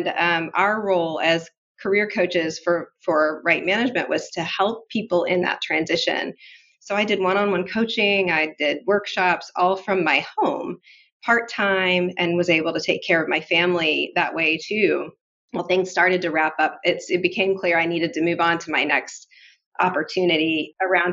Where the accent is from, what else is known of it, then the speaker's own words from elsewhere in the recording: Muncie, Indiana, United States; I grew up here in Indiana and on Ball State University's campus